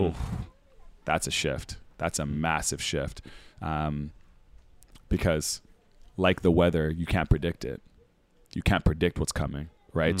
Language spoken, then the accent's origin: English; Winnipeg, Manitoba, Canada; moved away; also born or lived in Toronto / Australia; me growing up in Winnipeg, it was gonna be minus forty